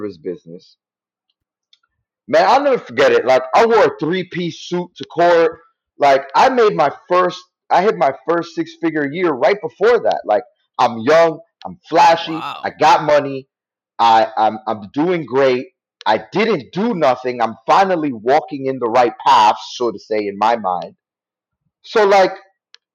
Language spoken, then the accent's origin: English; New York City, New York, United States; I'm from the Bronx and I used to be in the streets.